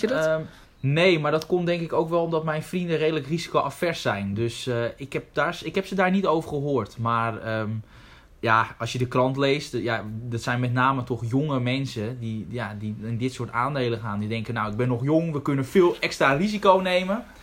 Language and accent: Dutch; Netherlands; we zijn als Nederlanders